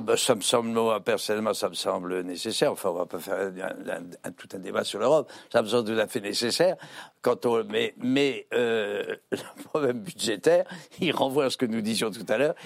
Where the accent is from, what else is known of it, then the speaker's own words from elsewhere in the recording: France; on est français